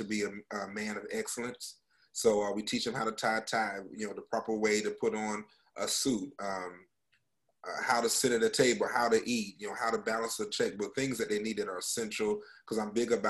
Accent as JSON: {"language": "English", "region": "North Carolina", "country": "United States", "tie": "born or raised there", "also_born_or_lived": "Oklahoma / Central Florida", "moved": "as an adult", "lives_now": "Florida, United States", "said": "I was born and raised in North Carolina"}